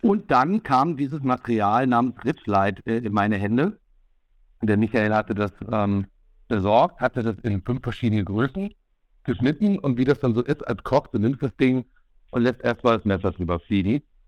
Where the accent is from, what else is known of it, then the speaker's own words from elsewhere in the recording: North Hesse, Germany; ich komme aus Nordhessen.